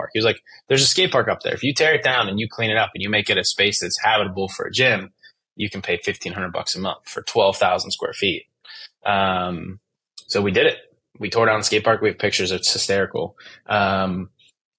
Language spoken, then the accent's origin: English; Western Pennsylvania, United States; I'm from Western Pennsylvania, where the first Friday night football game was ever played for high school